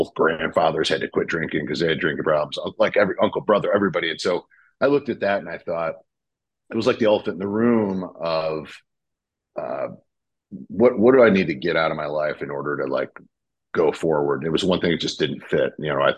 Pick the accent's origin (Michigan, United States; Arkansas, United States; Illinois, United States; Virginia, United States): Michigan, United States; moved away as an adult; now in Texas, United States; I'm from Michigan originally